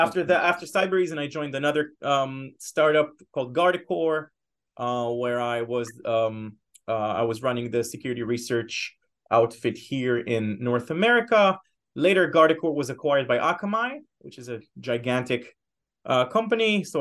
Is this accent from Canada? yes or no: no; Israel; moved away as an adult; now in Boston, United States; So as you can tell by my name and perhaps a little bit from my accent, I am originally from Israel. I've been living in the States for the past 6.5 years now. With my wife and now my little baby daughter.